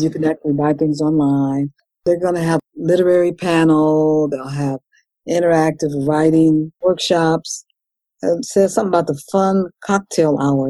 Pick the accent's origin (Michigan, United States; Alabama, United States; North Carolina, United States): Michigan, United States; Detroit; also born or lived in California; now in Douglasville, United States; I'm originally from Detroit, so I know about the cold weather.